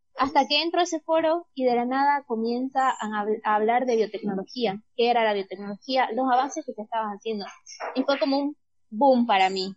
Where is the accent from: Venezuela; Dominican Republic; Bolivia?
Bolivia; quedarme en Bolivia y estudiar esta carrera